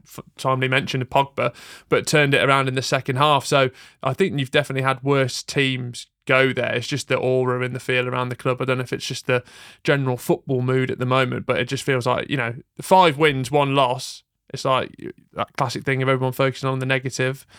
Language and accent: English; England, United Kingdom; as English, British people